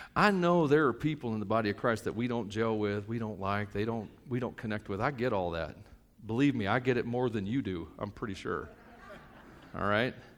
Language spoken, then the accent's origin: English; United States; I'm an American.